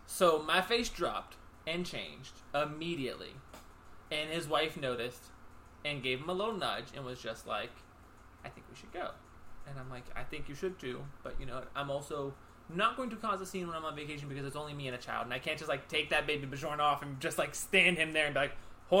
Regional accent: Wilkinsburg, Pennsylvania, United States; also born or lived in North Hills, Pittsburgh; I'm like, oh, Pittsburgh. It's like 2 hours away. They're like, oh, we're from Greentree. I'm like, oh, that's cool. Like, I grew up in Wilkinsburg. I now live in the North Hills because I relocated to be with my wife's family.

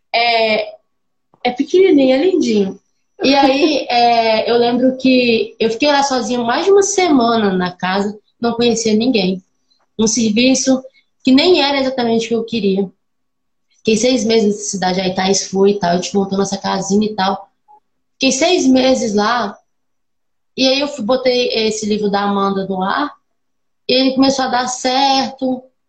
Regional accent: Minas Gerais, Brazil; eu sou de uma cidade do de Minas, aqui tem 5 mil habitantes.

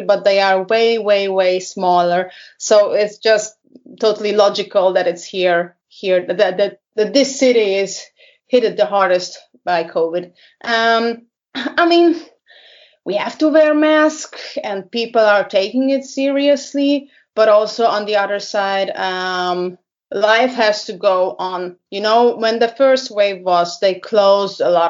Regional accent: Budapest, Hungary; also born or lived in Germany; I lived a couple of years in Germany, but I moved back to my hometown, Budapest, which is the capital of Hungary

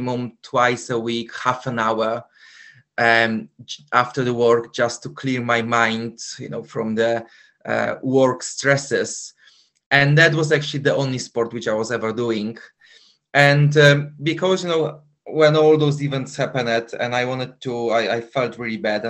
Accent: Poland; English is a second language; moved away as an adult; now in London, United Kingdom; Originally, I'm from Poland, but for the past 21 years, I actually live in London

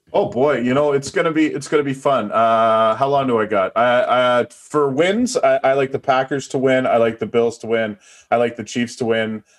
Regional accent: East Coast, Canada; I'm from the East Coast

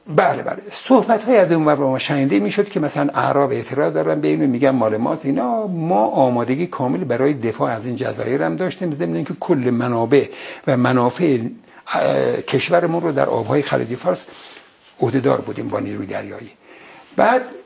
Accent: Ardabil, Ardabil Province, Iran; moved away; من بچه اردبیلم

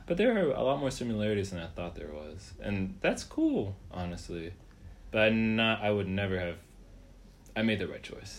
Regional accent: Reynoldsburg, Ohio, United States; also born or lived in Columbus, Ohio; I was born in Columbus, and I grew up in Reynoldsburg, which is just a nearby suburb of Columbus

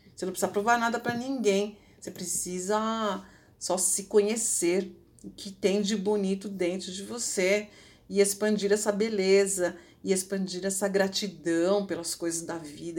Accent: Ribeirão Pires, São Paulo, Brazil; eu onde eu morava ali, Ribeirão Pires, quem é dali, minha cidade natal

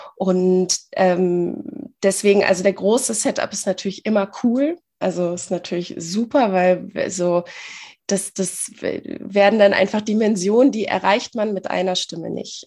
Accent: near Bielefeld, North Rhine-Westphalia, Germany; ich komme aus der Nähe von Bielefeld

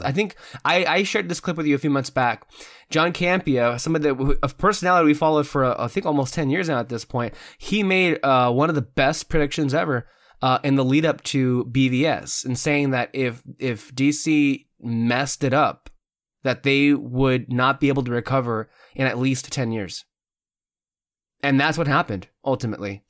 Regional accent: United States; as an American

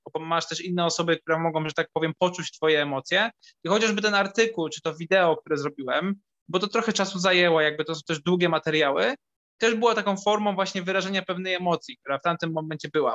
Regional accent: Kraków, Lesser Poland, Poland; also born or lived in Limanowa; Ja jestem z Krakowa i urodziłem się w Krakowie

